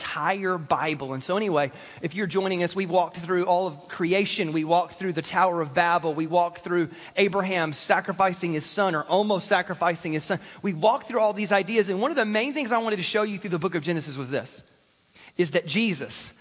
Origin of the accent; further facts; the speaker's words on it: South Carolina, United States; I grew up in South Carolina.